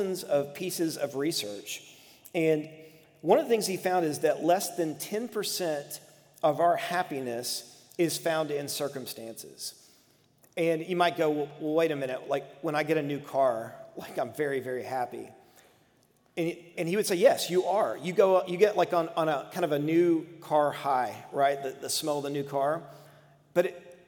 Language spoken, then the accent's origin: English; United States; American Christians